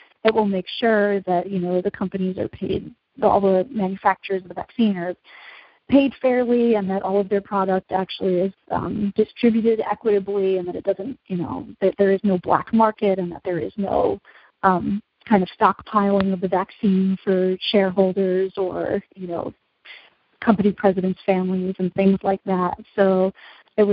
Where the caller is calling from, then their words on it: Berkeley, California, United States; Like, I'm speaking from Berkeley, California right now, which is under a shelter-in-place order for 3 weeks.